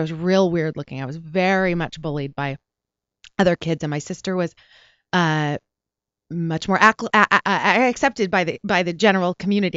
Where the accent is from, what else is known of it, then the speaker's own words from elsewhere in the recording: Porterville, California, United States; also born or lived in Pasadena, California / Cerritos, California / Long Beach, California; now in Los Angeles, United States; I was born in Pasadena, And then I was raised in Porterville, California, which is in the Central Valley.